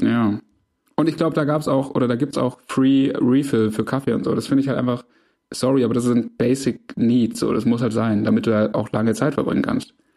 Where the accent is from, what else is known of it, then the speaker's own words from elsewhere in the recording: Swabia, Germany; als Schwabe